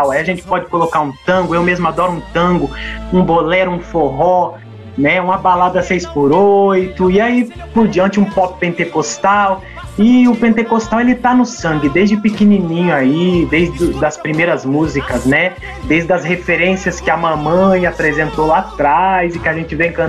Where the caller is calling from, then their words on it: Cabreúva, São Paulo, Brazil; tenho 22 anos de idade, estou falando com vocês aqui do interior de São Paulo, na cidade de Cabreúva.